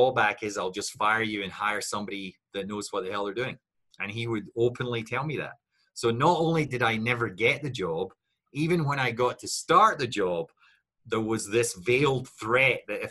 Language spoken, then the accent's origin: English; Scotland, United Kingdom; I looked at it as a Scot